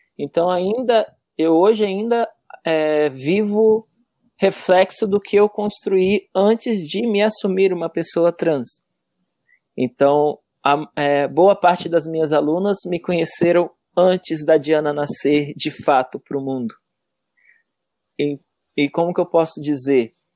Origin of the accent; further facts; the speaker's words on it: Cachoeiro de Itapemirim, Espírito Santo, Brazil; now in Santa Catarina, Brazil; Eu sou natural lá de Cachoeiro do Tapemirim. E lá, desde muito pequena, já dançava na escola mesmo